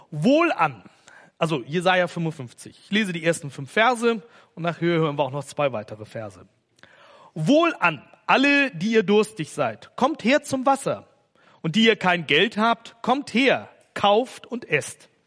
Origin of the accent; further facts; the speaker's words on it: Hamburg, Germany; Ich komme aus Hamburg und da gibt's ja den Hamburger Fischmarkt